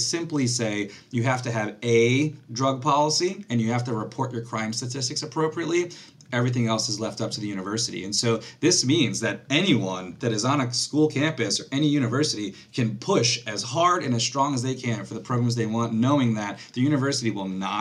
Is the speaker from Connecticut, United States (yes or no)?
yes; Connecticut, United States; I'm from Connecticut